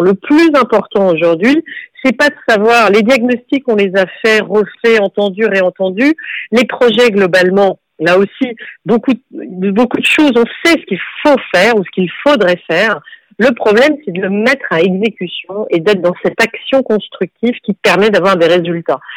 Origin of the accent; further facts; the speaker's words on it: Bordeaux, Nouvelle-Aquitaine, France; je suis une femme, euh, chef d'entreprise, née à Bordeaux